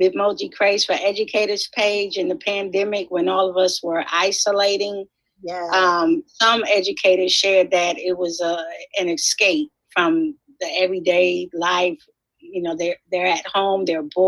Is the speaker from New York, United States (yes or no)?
yes; New York City, New York, United States; I'm from Brooklyn, New York